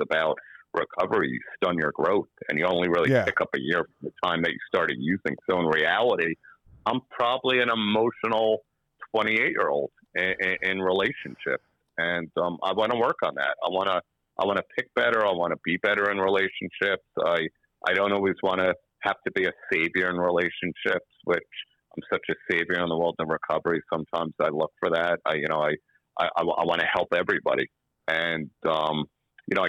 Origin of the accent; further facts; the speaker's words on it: United States; I'm from the United States.